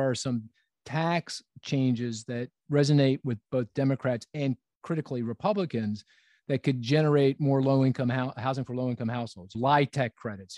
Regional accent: Philadelphia, Pennsylvania, United States; my hometown of Philadelphia

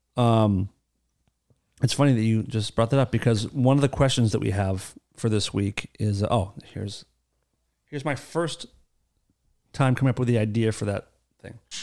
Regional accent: United States; I'm very proud of being from America.

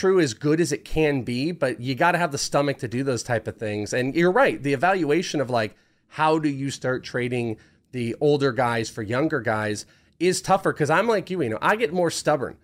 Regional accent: Bay Area, Northern California, United States; moved away; I was raised in Northern California. I grew up in the Bay Area

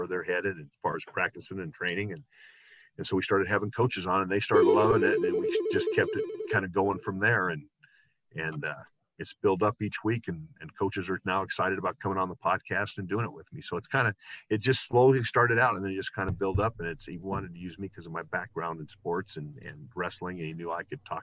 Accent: United States; That's part of being American

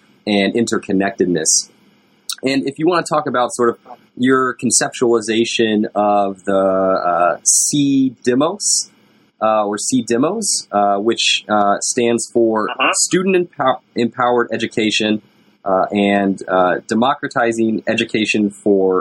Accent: Oklahoma, United States; my home state, Oklahoma

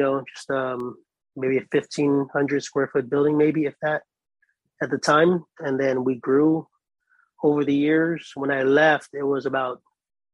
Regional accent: Guam; also born or lived in Austin, Texas; now in Hilo, United States; I'm actually from the island of Guam. I'm a Pacific Islander, Chamorro by nature

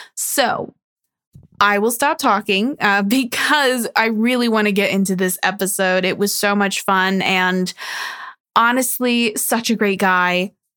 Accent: New Jersey, United States; born or raised there

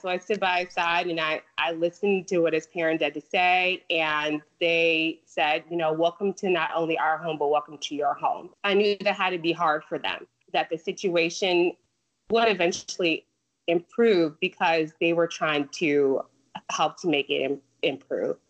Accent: Chicago, Illinois, United States; now in North Carolina, United States; I was born and raised in the Chicagoland area, and my parents are still there.

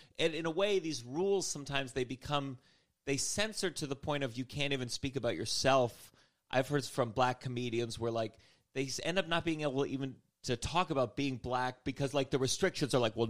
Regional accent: Potomac, Maryland, United States; Potomac, Maryland.

